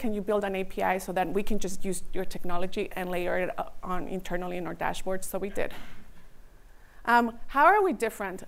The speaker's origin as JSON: {"language": "English", "town": "Redwood City", "region": "California", "country": "United States", "tie": "born or raised there", "also_born_or_lived": "Mexico", "said": "my culture and my birthplace is in Mexico, but my hometown is Redwood City"}